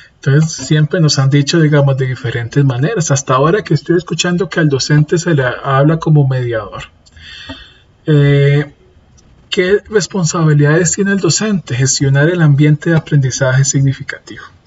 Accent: Costa Rica; Yo soy de Costa Rica.

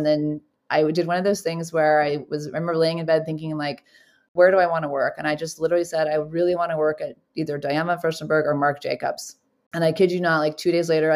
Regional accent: Longmont, Colorado, United States; also born or lived in Boulder, Colorado; now in Los Angeles, United States; I grew up in Colorado. I was born in Boulder. And I moved to a suburb called Longmont

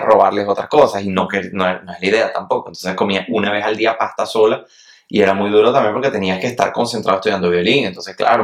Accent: Venezuela; now in Switzerland; Yo, yo era tan pobre que lo más que podía aspirar mi familia era quizás ir a Higuerote. Yo nunca salí de Venezuela, jamás.

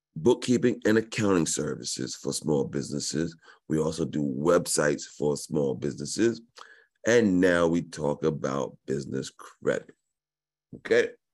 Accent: New York, United States; I was born in New York

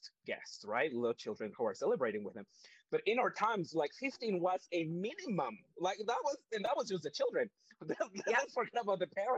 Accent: Mexico; now in Canada; we are not born and raised in Canada. We are from a completely different countries. I am from Mexico.

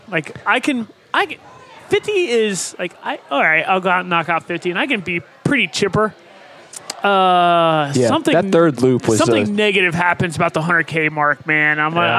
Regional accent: Ohio, United States; I'm born and raised in Ohio, and with the exception of a handful of years, I've lived my whole life in Ohio.

